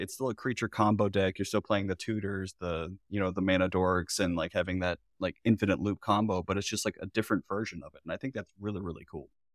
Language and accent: English; Florida, United States; I'm from Florida, I went to art school